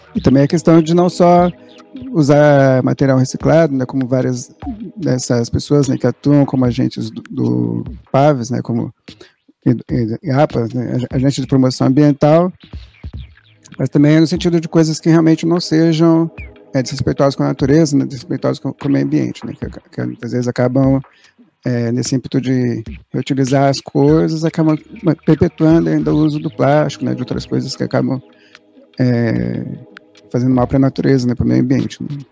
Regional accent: São Paulo, Brazil; eu sou daqui, eu sou daqui do Capão Redondo, nasci ali perto daquele hospital Piratininga

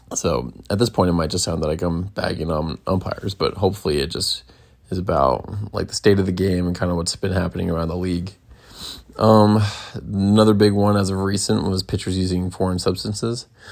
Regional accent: Bay Area, California, United States; That's where I'm from. Uh, I was from the Bay Area

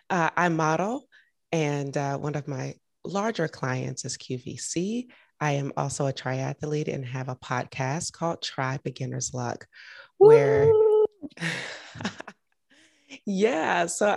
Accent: Augusta, Georgia, United States; also born or lived in Atlanta; I'm from Augusta, Georgia. We don't have a Nordstrom's.

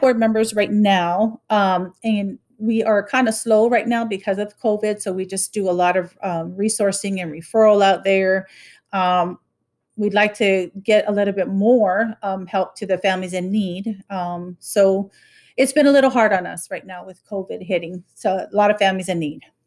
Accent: Honolulu, Hawaii, United States; now in Tipton County, United States; I am originally from Honolulu, Hawaii

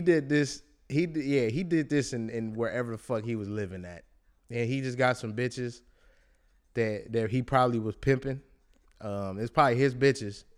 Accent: Bay Area, California, United States; I'm from the Bay Area

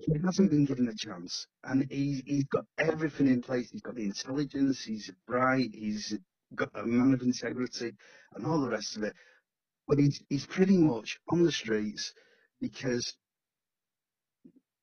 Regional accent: Stockport, North West England, United Kingdom; also born or lived in Greater Manchester; My parents came from Wythenshawe, but I was pretty much born and raised in Stockport

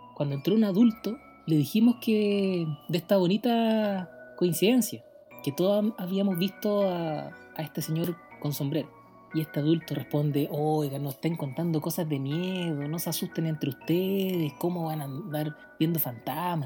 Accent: Valparaíso, Chile; mi historia transcurrió en mi infancia, donde yo viví en Valparaíso, en el Cerro Panteón

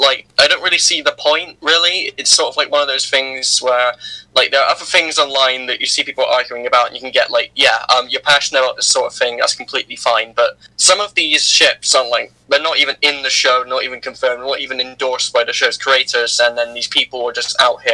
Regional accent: United Kingdom; I'm the British person

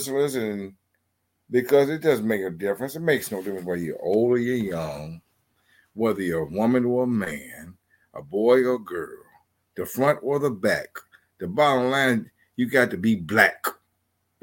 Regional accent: Chicago, Illinois, United States; I was raised in projects in Chicago

